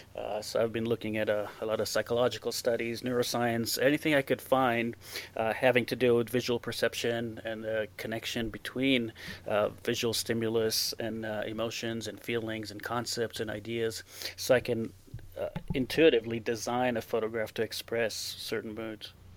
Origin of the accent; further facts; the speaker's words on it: Israel; English is a second language; moved away as an adult; now in Torrey, United States; I uh, was born, I grew up in Israel. I lived there for 26 years